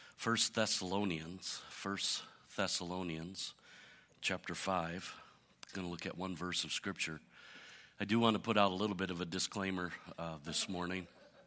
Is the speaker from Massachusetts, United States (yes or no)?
no; Michigan, United States; I remember when I was a kid growing up in Michigan, at that time in my life, I had like 22 cousins at that time.